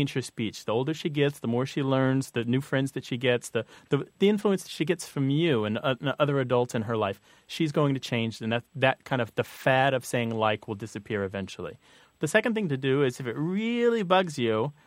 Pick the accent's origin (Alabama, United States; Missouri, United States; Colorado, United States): Missouri, United States; growing up in Missouri